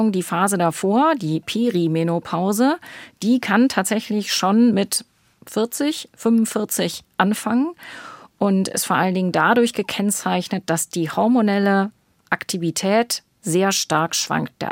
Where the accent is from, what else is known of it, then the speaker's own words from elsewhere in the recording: Northern Germany, Germany; Ich komme ja aus dem Norden, ich bin ja eigentlich mit meiner Praxis in Hamburg angesiedelt und im Norden gibt es Ebbe und Flut.